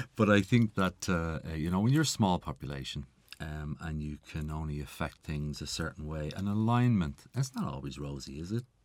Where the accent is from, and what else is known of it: Ireland